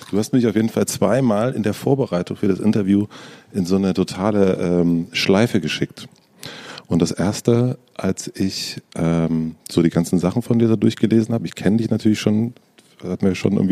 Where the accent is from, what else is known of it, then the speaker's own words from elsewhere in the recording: East Germany, Germany; Ich bin aus dem Osten.